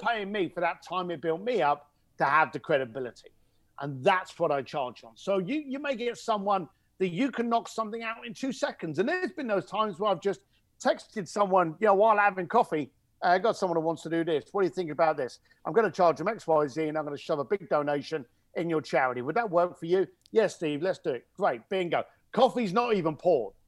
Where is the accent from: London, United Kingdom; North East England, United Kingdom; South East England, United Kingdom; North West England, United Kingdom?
London, United Kingdom; accent: cockney; I'm an Irish, uh, East London boy.